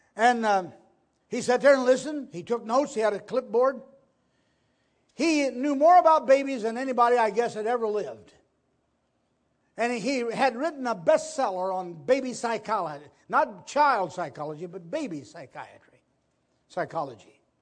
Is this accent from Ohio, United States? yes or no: yes; Ohio, United States; in a farmhouse on the Maplewood-Chihuahua Road in Ohio.